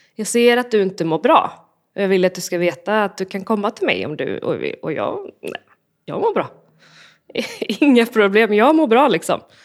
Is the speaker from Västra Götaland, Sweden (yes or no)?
yes; Borås, Västra Götaland, Sweden; jag är uppvuxen i Borås